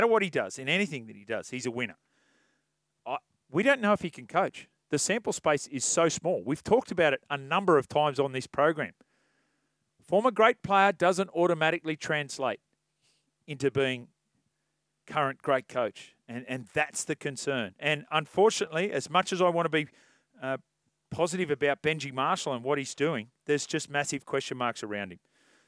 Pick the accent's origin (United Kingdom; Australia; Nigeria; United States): Australia; Waterloo, New South Wales; I grew up in Waterloo, and the Rabbitohs are in my blood.